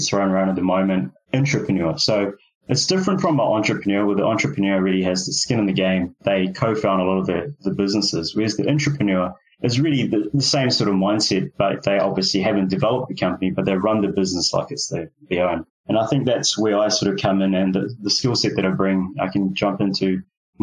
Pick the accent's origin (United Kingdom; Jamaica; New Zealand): New Zealand; also born or lived in Fiji; I was born in Fiji Islands. I've been raised in New Zealand